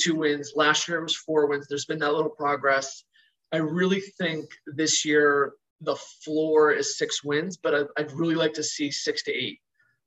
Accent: Connecticut, United States; I grew up in Connecticut

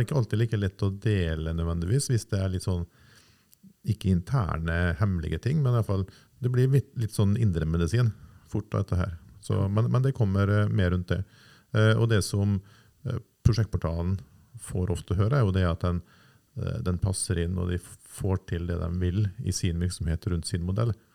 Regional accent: Nordvestlandet, Norway; now in Oslo, Norway; Jeg er fra Nordvestlandet og flytta til Oslo i 95-96

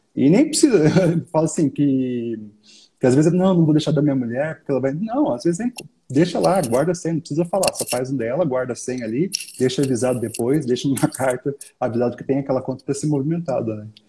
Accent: Brazil; como brasileiro

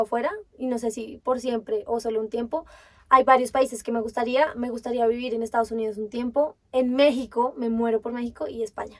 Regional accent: Bogotá, Colombia; Yo sí he vivido toda mi vida acá en Bogotá, o sea, nací en Bogotá, crecí en Bogotá, sigo en Bogotá

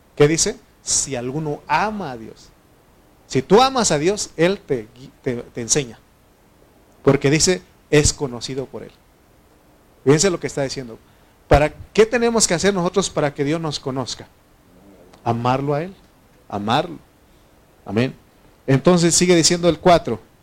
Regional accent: Oaxaca, Mexico; donde, donde yo soy, en Oaxaca

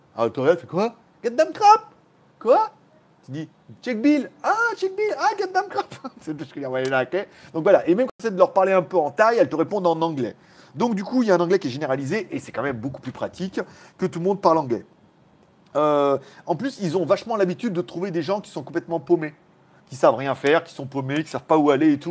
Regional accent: Lyon, Auvergne-Rhône-Alpes, France; moved away as an adult; now in Pattaya, Thailand; je suis né à Lyon

